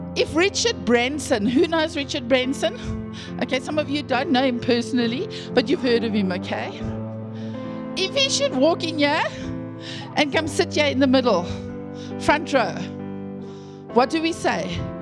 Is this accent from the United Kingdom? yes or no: no; the Karoo, Eastern Cape, South Africa; I grew up in the Karoo, in the Eastern Cape